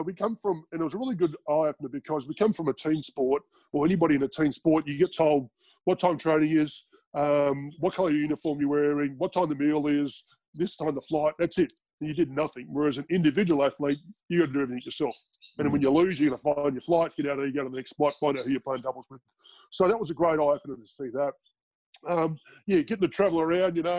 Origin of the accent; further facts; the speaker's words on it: Australia; moved away as an adult; I'm from Australia